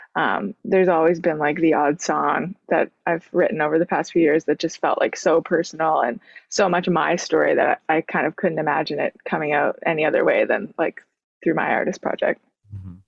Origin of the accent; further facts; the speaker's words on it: Sydney, Nova Scotia, Canada; moved away as an adult; now in Halifax, Canada; I grew up in Cape Breton, uh, which is a little island